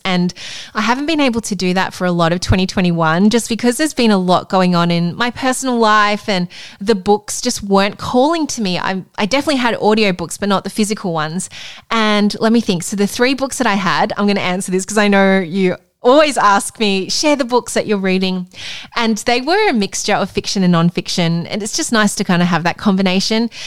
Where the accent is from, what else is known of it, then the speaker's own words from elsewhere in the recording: Melbourne, Victoria, Australia; moved away; my hometown in Melbourne